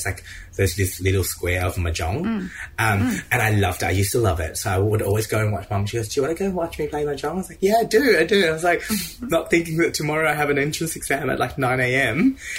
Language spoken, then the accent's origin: English; Vietnam; we came from Vietnam.